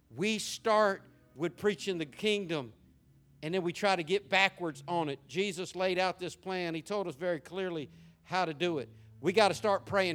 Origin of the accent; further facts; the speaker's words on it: Jacksonville, Florida, United States; growing up in Jacksonville